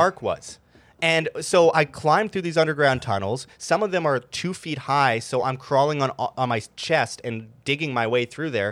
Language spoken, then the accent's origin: English; Winnipeg, Manitoba, Canada; I grew up in Winnipeg, Canada